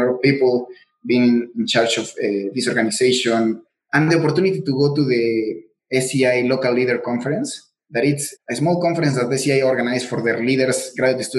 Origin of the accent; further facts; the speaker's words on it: Mexico; first language Spanish; English is a second language; moved away; I'm from Mexico, so my first language is Spanish